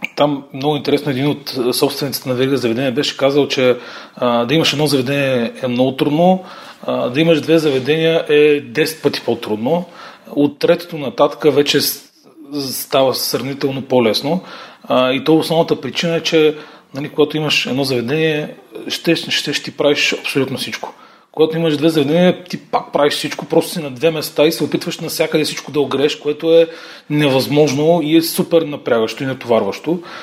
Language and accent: Bulgarian; Dimitrovgrad, Haskovo Province, Bulgaria; now in Sofia, Bulgaria; аз съм от Димитровград